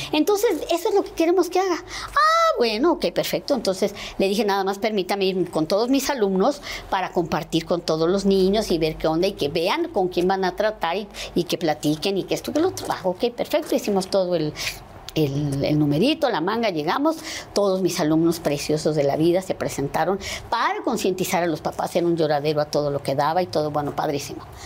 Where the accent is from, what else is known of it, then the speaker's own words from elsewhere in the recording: Veracruz, Mexico; soy del puerto de Veracruz